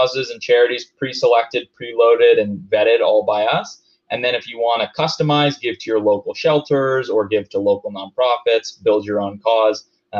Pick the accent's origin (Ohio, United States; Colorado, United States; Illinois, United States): Colorado, United States; Denver; I'm from Denver, so of course I'm going to use that as an example.